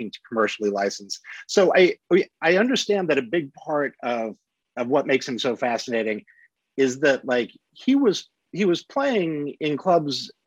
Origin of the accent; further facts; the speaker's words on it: Salina, Kansas, United States; my hometown of Salina, Kansas